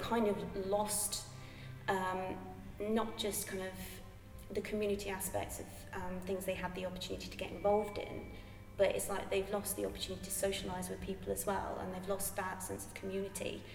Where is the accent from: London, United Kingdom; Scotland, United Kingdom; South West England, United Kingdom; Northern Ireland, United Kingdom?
South West England, United Kingdom; Bristol; moved away as an adult; also born or lived in Bath; I'm from Bristol originally. I'm Bristol born and bred.